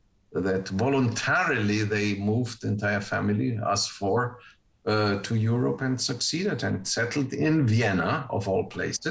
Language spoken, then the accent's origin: English; Uruguay; English is a second language; moved away; I grew up with two languages from the get-go. The interesting thing about the language is that, of course, I was born in Uruguay